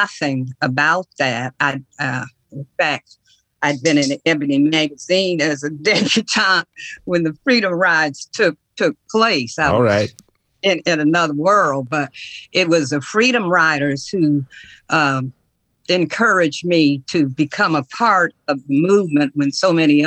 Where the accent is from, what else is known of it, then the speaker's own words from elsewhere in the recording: Detroit, Michigan, United States; moved away as an adult; also born or lived in Nashville, Tennessee; I'm from Detroit, Michigan